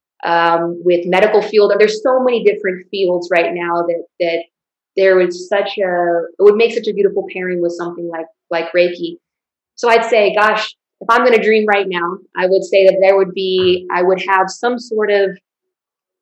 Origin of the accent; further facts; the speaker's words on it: El Paso, Texas, United States; my hometown of El Paso